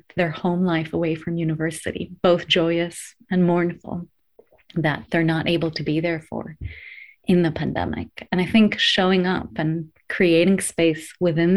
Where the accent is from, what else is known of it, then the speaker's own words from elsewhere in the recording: Greece; moved away as an adult; also born or lived in United States; now in United Kingdom; born and raised in Greece before I went to the US for my higher education